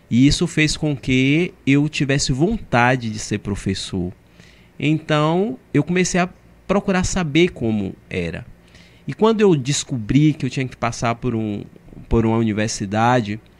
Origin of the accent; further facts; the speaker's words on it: Cruz das Almas, Bahia, Brazil; Eu vim do interior, é, sou de Cruz das Almas.